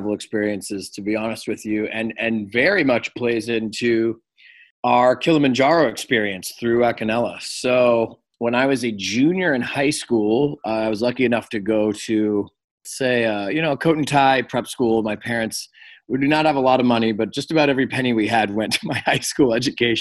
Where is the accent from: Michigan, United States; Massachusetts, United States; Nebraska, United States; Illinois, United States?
Massachusetts, United States; Cape Cod; moved away as an adult; also born or lived in Springfield, Massachusetts / Los Angeles, California; I was born in Springfield, Massachusetts, but I was raised in Cape Cod